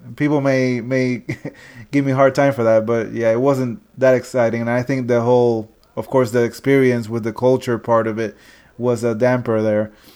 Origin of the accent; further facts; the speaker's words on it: Ponce, Puerto Rico; Ponce, Puerto Rico, which is my hometown